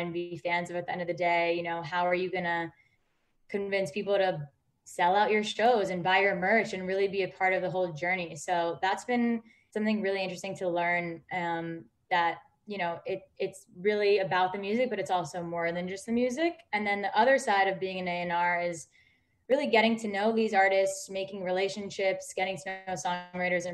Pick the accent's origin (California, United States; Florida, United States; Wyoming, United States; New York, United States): New York, United States; moved away as an adult; now in Los Angeles, United States; I'm from New York originally, so coming to LA was definitely a big change